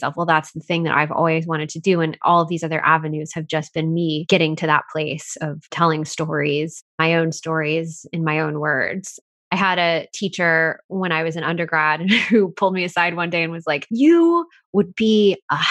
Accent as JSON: {"language": "English", "region": "Texas", "country": "United States", "tie": "born or raised there", "said": "I grew up in Texas and my parents are suburban ministers."}